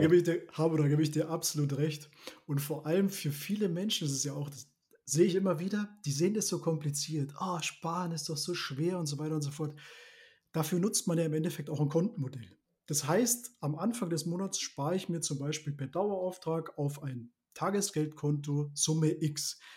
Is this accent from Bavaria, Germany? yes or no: yes; Neuburg an der Donau, Bavaria, Germany; Ich komme aus, der, aus den Schienen Neuburg. Das ist ja inmitten Bayern, kann man sagen. Lebe da mit meiner Familie und unserem Hund